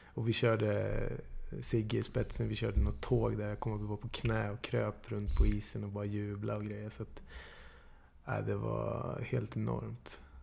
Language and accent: Swedish; Dalarna County, Sweden; also born or lived in Gävle; jag är född i Gävle liksom, men växt upp i Dalarna